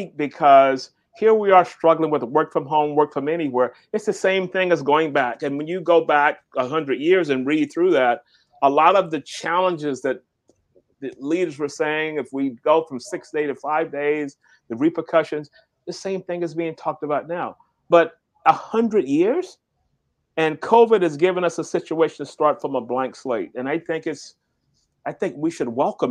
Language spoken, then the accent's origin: English; the South, United States; I grew up in the South